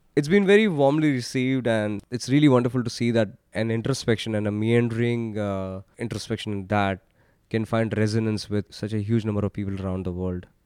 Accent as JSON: {"language": "English", "country": "India", "tie": "born or raised there", "said": "Growing up in India in the nineties and early two thousands"}